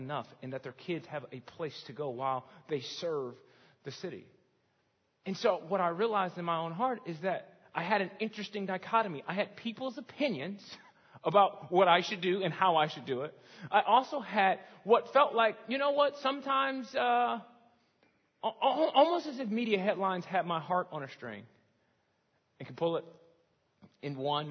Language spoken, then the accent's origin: English; Chicago, Illinois, United States